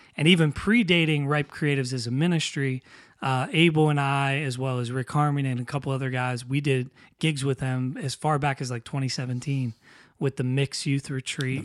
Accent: New Castle, Pennsylvania, United States; moved away; Newcastle, Pennsylvania, which is where I'm originally from

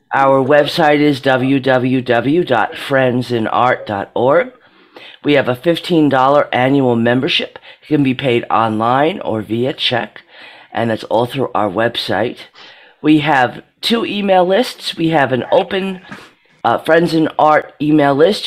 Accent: Monroeville, Pennsylvania, United States; I'm from Monroeville, Pennsylvania

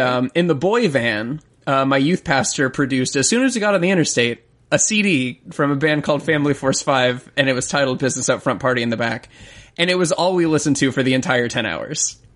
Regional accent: Florida, United States; I'm also a Southern gentleman. I'm from Florida

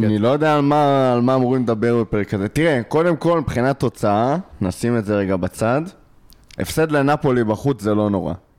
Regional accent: Israel

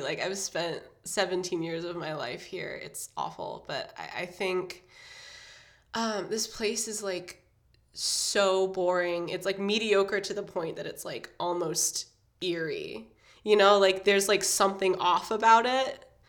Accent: Indiana, United States; I grew up um, in Indiana. Well, I'm growing up, I guess, in Indiana, and it's sort of like a it's a small college town.

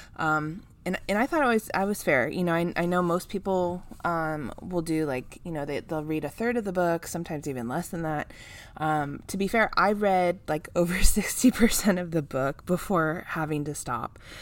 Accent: California, United States; my home state

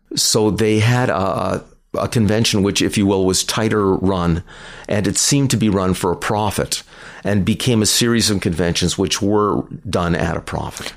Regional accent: Canada; We're Canadian

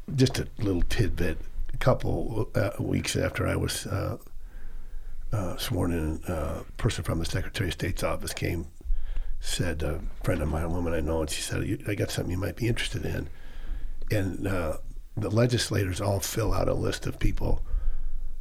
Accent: Boise, Idaho, United States; I grew up here in Boise, lived across from the co-op

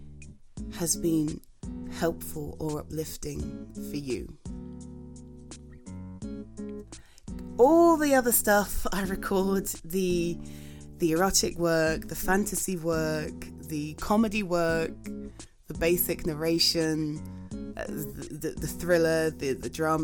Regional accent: England, United Kingdom; I'm UK based, if you weren't aware, I'm from England

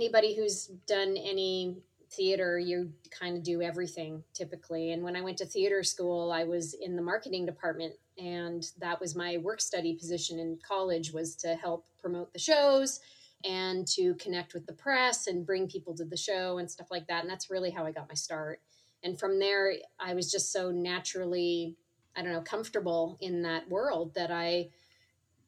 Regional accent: Vancouver, British Columbia, Canada; moved away as an adult; also born or lived in Toronto; now in Seattle, United States; Vancouver, which is my hometown

